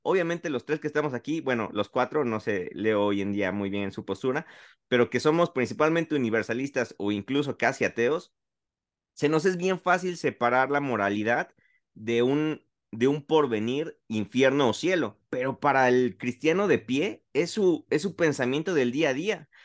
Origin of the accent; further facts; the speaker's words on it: Mexico; yo como mexicano, como latino, que no sabe inglés